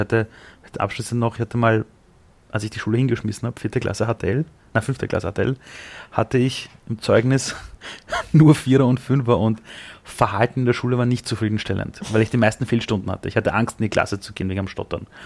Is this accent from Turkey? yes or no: no; Austria; wäre ich nicht in Österreich auf die Welt gekommen als, als Österreicher